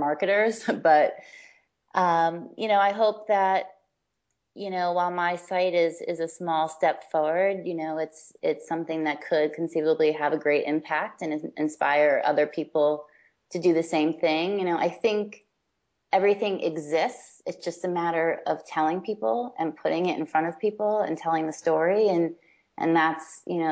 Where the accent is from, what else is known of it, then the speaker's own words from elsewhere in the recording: United States; although I'm based in New York and although I'm American